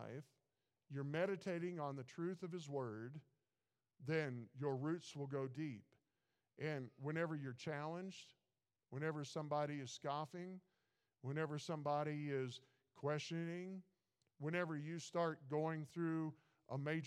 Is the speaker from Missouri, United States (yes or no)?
yes; Missouri, United States; moved away; I grew up in Missouri